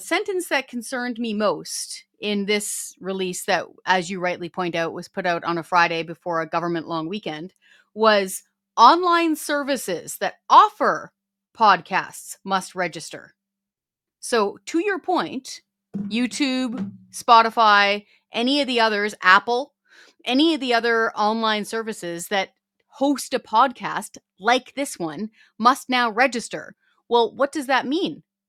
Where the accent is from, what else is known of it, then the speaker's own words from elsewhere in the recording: Canada; We are Canadian, as you said before, as maple syrup.